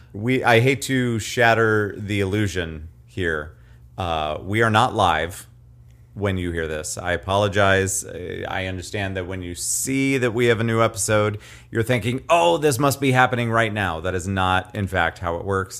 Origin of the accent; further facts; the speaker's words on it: Nevada, Iowa, United States; from my hometown of Nevada